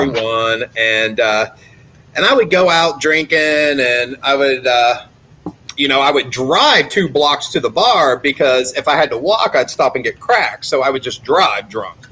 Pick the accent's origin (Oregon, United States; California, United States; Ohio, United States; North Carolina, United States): Ohio, United States; Gallipolis; also born or lived in Florida; now in Colorado, United States; I grew up in Gallipolis, Ohio